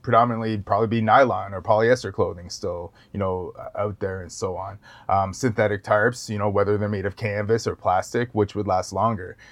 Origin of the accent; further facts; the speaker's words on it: Wasauksing First Nation reserve, near Parry Sound, Ontario, Canada; I grew up on the reserve